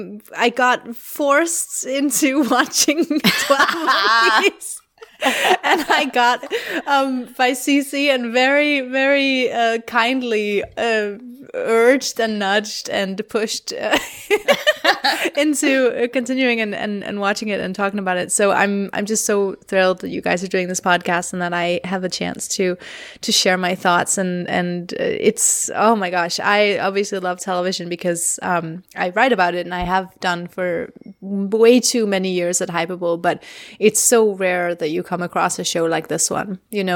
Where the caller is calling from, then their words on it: Denmark; I'm recording from Denmark.